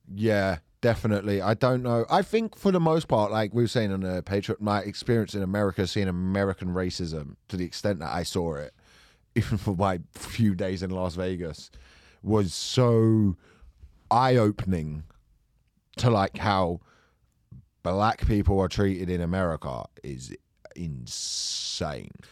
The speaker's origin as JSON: {"language": "English", "region": "England", "country": "United Kingdom", "said": "I'm English."}